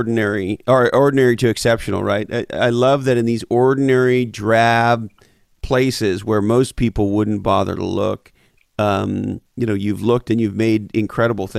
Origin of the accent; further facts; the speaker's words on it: Montreal, Quebec, Canada; moved away; also born or lived in Toronto / Vancouver; I grew up in Montreal, Canada, and I lived in Toronto for years. And so you and I are both Canadians